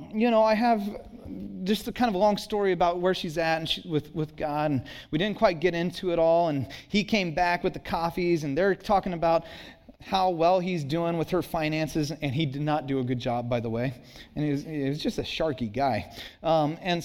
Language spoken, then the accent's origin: English; Santa Cruz, California, United States; I grew up in Santa Cruz.